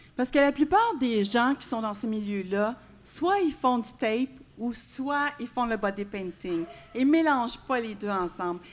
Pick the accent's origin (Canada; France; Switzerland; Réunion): Canada; Quebec; nous, les Québécois